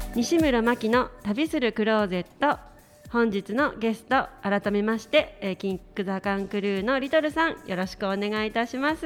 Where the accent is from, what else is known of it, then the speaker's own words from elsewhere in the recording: Hachioji, Tokyo, Japan; 八王子が地元